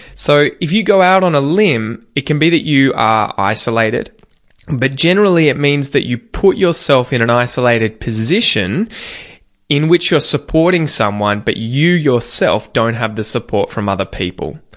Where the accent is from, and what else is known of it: Australia; accent: general Australian